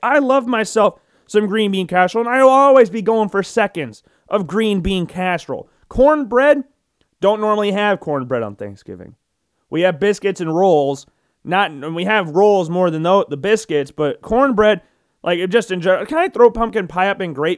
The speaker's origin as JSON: {"language": "English", "region": "Iowa", "country": "United States", "tie": "born or raised there", "said": "being a Midwesterner, being a lifelong Iowan"}